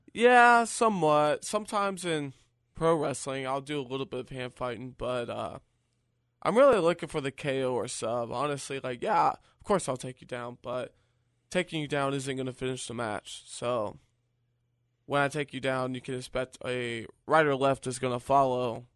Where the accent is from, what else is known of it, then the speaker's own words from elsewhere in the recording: Virginia, United States; I'm from the East Coast, you know, I'm from Virginia